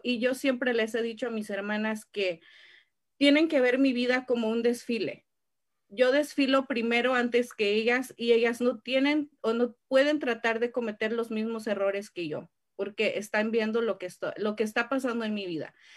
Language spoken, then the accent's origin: Spanish; Mexico; first language Spanish; now in California, United States; mi pueblo en México o Tijuana